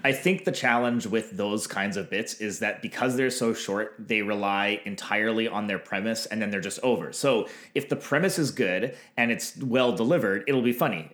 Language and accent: English; Canada